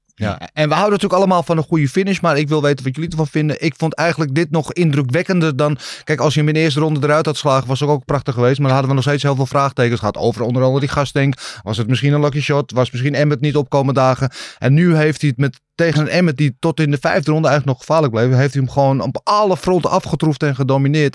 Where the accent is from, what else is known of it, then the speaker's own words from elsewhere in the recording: Netherlands; wij als Nederlanders